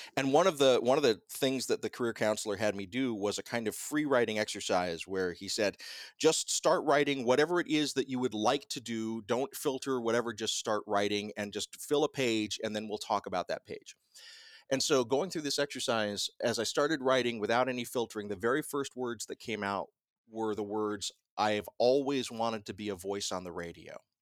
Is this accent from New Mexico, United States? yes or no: no; Columbus, Georgia, United States; also born or lived in Fort Ord, California; I was like two or three when my parents moved us to Columbus, Georgia